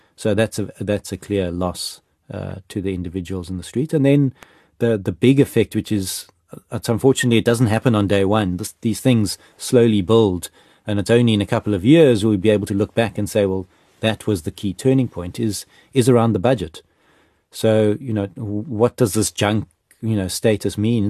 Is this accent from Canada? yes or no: no; South Africa; as a South African